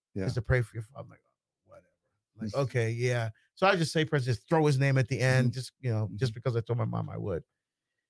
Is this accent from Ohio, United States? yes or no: no; Newark, New Jersey, United States; also born or lived in Barbados; my neighborhood that I grew up in the Weak Wake section, Newark, New Jersey